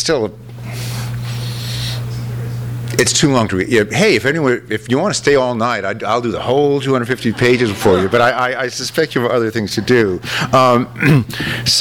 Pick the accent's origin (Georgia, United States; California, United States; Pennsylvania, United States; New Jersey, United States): California, United States; Los Angeles; LA is my hometown